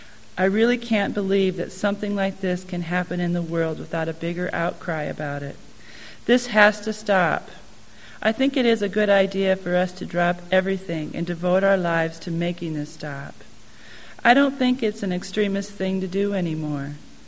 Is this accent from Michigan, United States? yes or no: no; Olympia, Washington, United States; has been shot driving in their car by a rocket launcher from a tower at the end of a major street in my hometown.